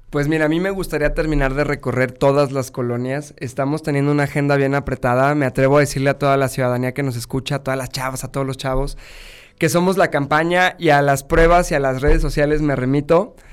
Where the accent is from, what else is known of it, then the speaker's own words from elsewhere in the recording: Guanajuato, Mexico; siendo guanajuatense